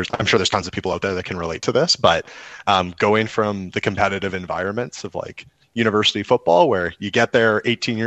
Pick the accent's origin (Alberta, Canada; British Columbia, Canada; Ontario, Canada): Alberta, Canada; also born or lived in Wainwright, Alberta / St. Paul, Alberta / Spruce Grove, Alberta; I grew up in a small town in Alberta. I was born in Wainwright, and we moved to St. Paul and moved to the Edmonton area outside in Spruce Grove when I was about 9 years old